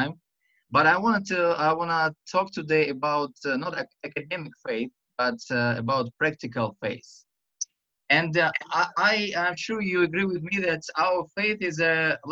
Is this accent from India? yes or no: no; Russia; English is a second language; this Russian and to my silly accent